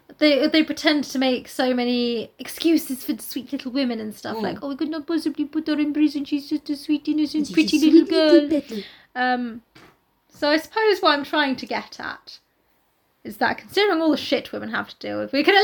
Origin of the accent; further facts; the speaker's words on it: South East England, United Kingdom; I'm actually from Kent.